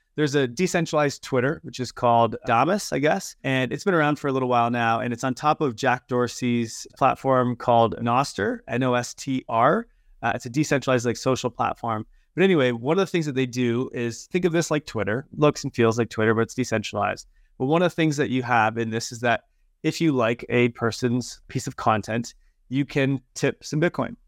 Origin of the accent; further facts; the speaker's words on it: Canada; I'm Canadian